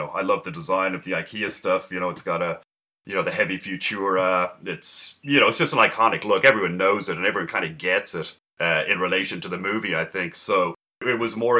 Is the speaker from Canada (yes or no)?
no; Dublin, Leinster, Ireland; moved away as an adult; now in San Francisco, United States; from Dublin. I was born in Dublin, grew up in Ireland. Then I moved to San Francisco, probably mid or the late 90s, and have been working here since.